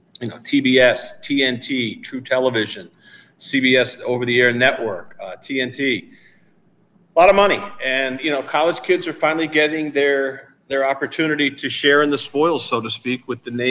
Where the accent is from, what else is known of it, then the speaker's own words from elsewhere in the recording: Western New England, Massachusetts, United States; moved away; back where I grew up in Western New England in a five college area, Mount Holyoke, Smith College